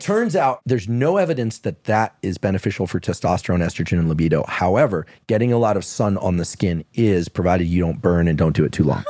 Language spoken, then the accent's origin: English; Bay Area, California, United States; I'm from the Bay Area.